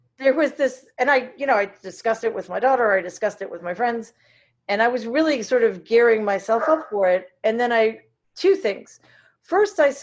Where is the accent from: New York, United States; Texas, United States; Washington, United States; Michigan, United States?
New York, United States; New York City; also born or lived in Boston; I grew up in Jamaica, Queens, which was like a lower middle class, working class, diverse